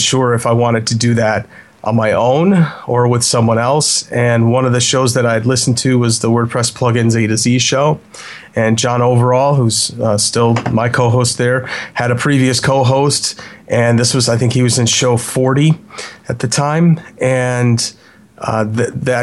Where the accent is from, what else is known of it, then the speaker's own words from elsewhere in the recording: Chicago, Illinois, United States; I am from Chicago.